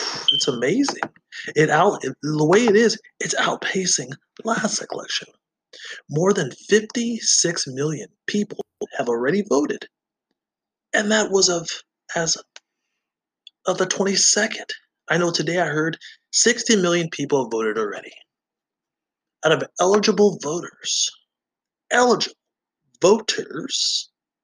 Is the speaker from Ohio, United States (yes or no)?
no; Georgia, United States; also born or lived in Colorado; now in Wisconsin, United States; growing up in Georgia